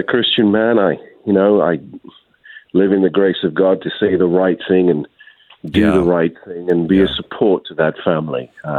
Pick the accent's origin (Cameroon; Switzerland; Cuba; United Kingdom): United Kingdom; now in United States; No, I was an immigrant from the United Kingdom in 1999, and now a citizen with my family.